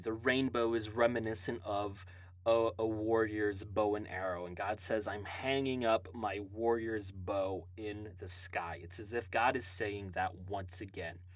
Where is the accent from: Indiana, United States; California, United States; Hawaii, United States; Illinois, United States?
Hawaii, United States; now in Tulsa, United States; I uh, live and reside in Tulsa, Oklahoma now, uh, I was born and raised in Hawaii